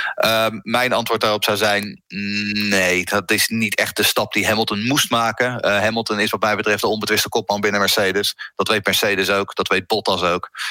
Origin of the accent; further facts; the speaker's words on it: Netherlands; wij zijn Hollanders